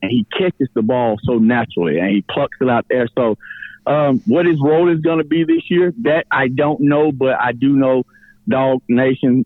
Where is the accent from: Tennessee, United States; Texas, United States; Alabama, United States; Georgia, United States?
Georgia, United States; rural middle; being from rural middle Georgia, if I'm not from Gwinnett